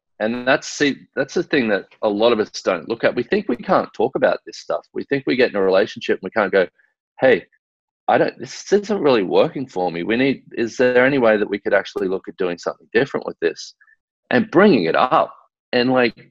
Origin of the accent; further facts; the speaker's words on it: Australia; growing up in Australia